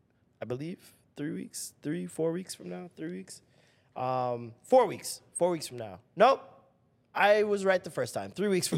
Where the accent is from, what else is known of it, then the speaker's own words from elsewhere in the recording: Toronto, Ontario, Canada; maybe it's because I'm from Toronto.